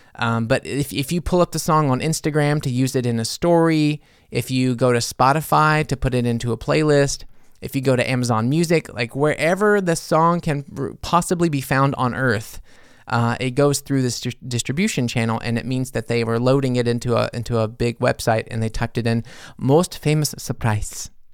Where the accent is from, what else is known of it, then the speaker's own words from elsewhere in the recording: United States; now in Germany; being an American in Germany